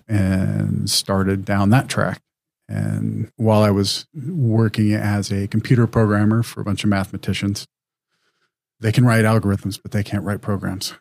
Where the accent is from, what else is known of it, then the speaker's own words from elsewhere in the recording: Wyoming, United States; moved away as an adult; I was a high school student in Wyoming